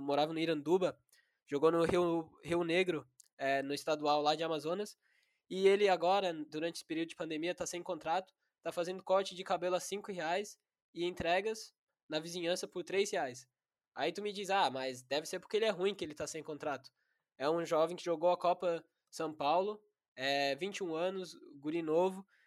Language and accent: Portuguese; High Wycombe, South East England, United Kingdom; moved away; eu sou original da Inglaterra e meu avô ele jogou no Wickham Wanderers, que é um time do meu bairro lá